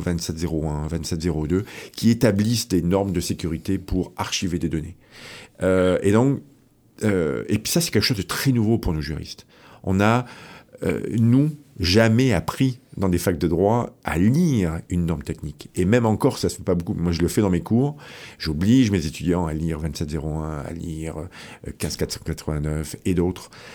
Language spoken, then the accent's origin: French; France; moved away as an adult; also born or lived in Rennes, France; now in Quebec, Canada; Je venais de France, donc j'ai fait mon, ma maîtrise à, Rennes, à l'Université de Rennes, en Bretagne.